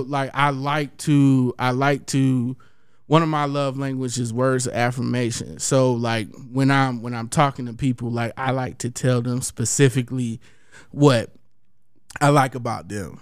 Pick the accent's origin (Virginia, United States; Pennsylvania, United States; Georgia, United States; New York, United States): Georgia, United States; Columbus; my hometown, Columbus, Georgia